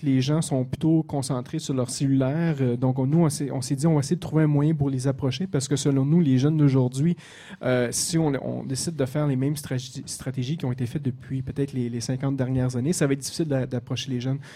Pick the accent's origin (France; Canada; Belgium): Canada; Quebec; accent: québécois; mon accent québécois